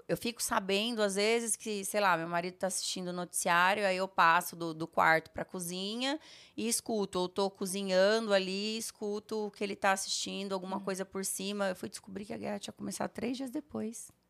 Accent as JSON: {"language": "Portuguese", "region": "Rondônia", "country": "Brazil", "tie": "born or raised there", "also_born_or_lived": "Sertanópolis", "said": "Eu nasci em Sertanópolis, no interior do Paraná. Morei acho que um ano ou dois só, porque meu pai recebeu uma proposta para ser diretor de um hospital é, em Rondônia."}